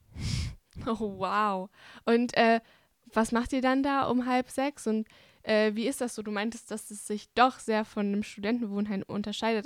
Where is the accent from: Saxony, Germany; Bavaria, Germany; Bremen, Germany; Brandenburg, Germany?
Bavaria, Germany; ich komme ja aus Bayern und meine Familie kommt aus Ungarn